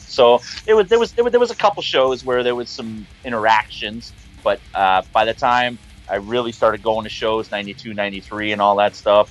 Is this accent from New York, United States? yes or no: yes; Niagara Falls, New York, United States; Niagara Falls.